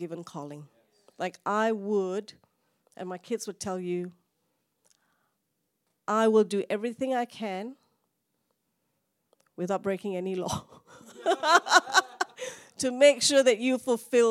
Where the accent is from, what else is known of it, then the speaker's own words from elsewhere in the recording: Malaysia; now in Australia; Even though I'm Indian, I don't think I can go to India. I'm from Malaysia